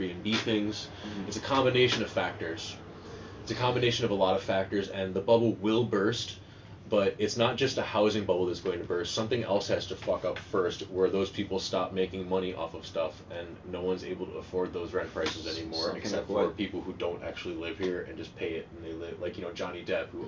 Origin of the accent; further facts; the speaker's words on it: United States; moved away as an adult; now in Netherlands; I'm the American one